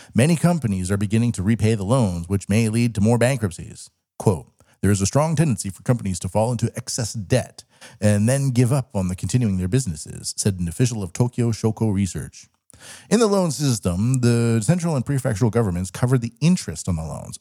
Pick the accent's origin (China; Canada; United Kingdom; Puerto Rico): Canada; now in Japan; I'm Canadian